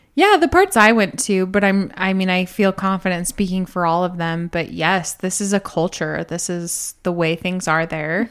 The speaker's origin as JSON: {"language": "English", "country": "United States", "tie": "born or raised there", "moved": "as an adult", "said": "we grew up in America"}